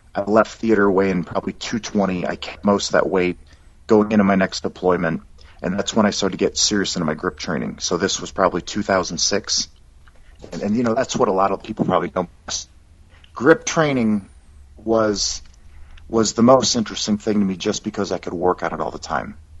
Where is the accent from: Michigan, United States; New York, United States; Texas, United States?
Michigan, United States; Dearborn; moved away as an adult; also born or lived in California / Minot, North Dakota / Okinawa; now in Fort Worth, United States; I grew up in Michigan.